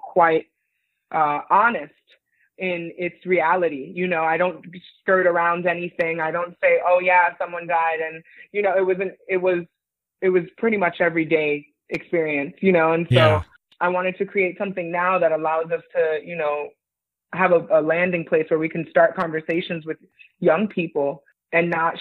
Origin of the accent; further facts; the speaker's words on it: New York City, New York, United States; moved away as an adult; also born or lived in United Kingdom; now in New York City, United States; I was born in New York City